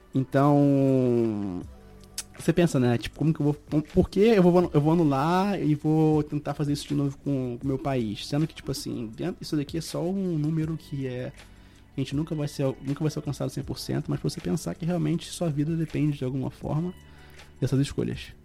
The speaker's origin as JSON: {"language": "Portuguese", "region": "Rio de Janeiro", "country": "Brazil", "said": "eu sou do Rio de Janeiro"}